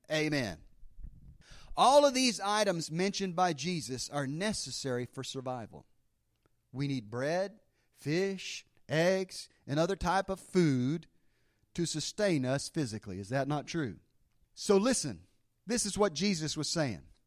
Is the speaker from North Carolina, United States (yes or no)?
yes; Mount Airy, North Carolina, United States; It met in the basement of Grace Moravian Church in Mount Airy, North Carolina.